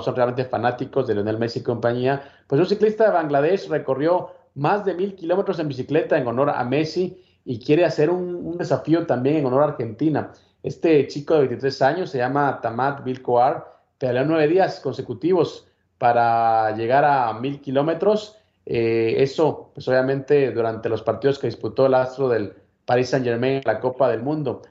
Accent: Guatemala; yo soy de Guatemala

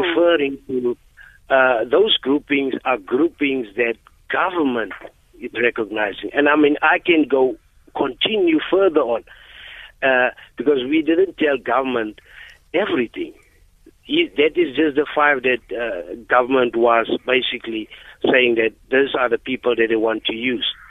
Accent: Eastern Cape, South Africa; I'm from the Eastern Cape, and I know the Xhosa people

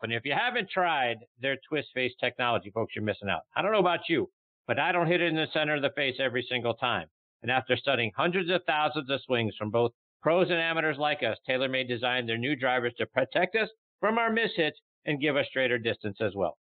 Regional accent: Pittsburgh, Pennsylvania, United States; my hometown of Pittsburgh, Pennsylvania.

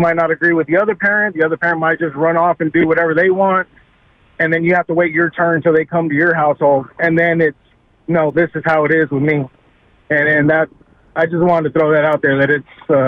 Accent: Corpus Christi, Texas, United States; I'm from the Corpus Christi area

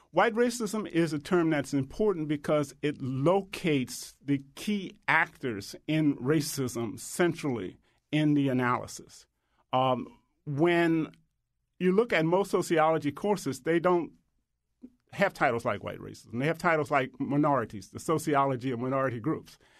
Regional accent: the Jim Crow South, United States; I grew up in the Jim Crow South

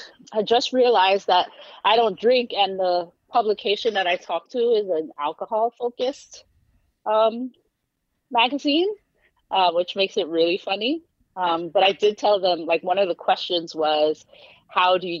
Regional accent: New York City, New York, United States; also born or lived in Philadelphia; I've lived in various neighborhoods, but my, the neighborhood I claim is Flatbush, Brooklyn

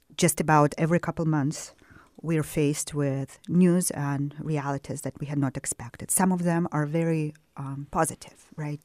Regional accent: Crimea, Ukraine; also born or lived in Soviet Union; now in United States; I grew up in Crimea during the nineties when, uh, Crimea was officially part of Ukraine.

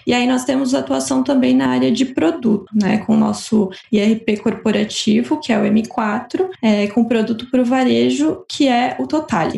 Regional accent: Blumenau, Santa Catarina, Brazil; eu sou natural de Blumenau, Santa Catarina

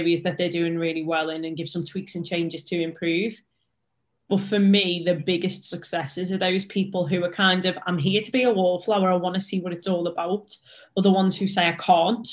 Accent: Liverpool, North West England, United Kingdom; accent: Scouse; I'm a Scouser, English is a second language for me.

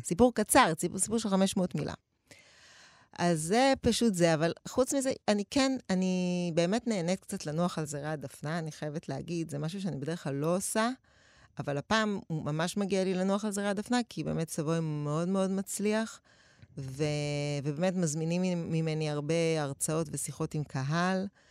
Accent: Tel Aviv, Tel Aviv District, Israel; גדלתי באפקה, גבול רמת אביב ג', רחוב משמר הגבול

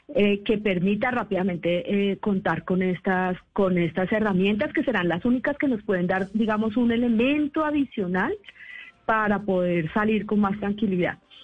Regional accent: Bogotá, Colombia; yo soy bogotana, pero padre ah. ecuatoriano

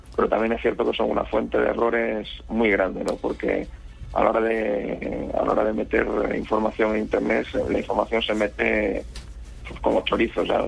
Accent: Badajoz, Extremadura, Spain; now in Madrid, Spain; ahora estoy en Badajoz, que es mi ciudad natal, es una ciudad de Extremadura

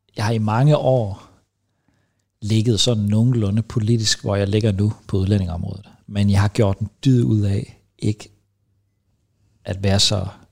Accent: Vejlby, Denmark; jeg er fra Vejlby

